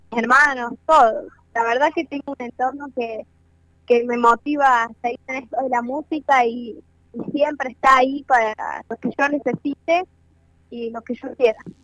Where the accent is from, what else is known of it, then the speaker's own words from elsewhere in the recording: Córdoba, Argentina; now in Santiago del Estero, Argentina; yo soy de Córdoba, ah, pero actualmente vivo en Santiago del Cero